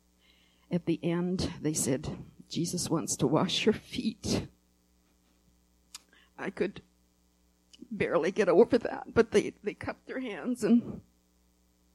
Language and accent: English; Winnipeg area, Manitoba, Canada; I'm from that area.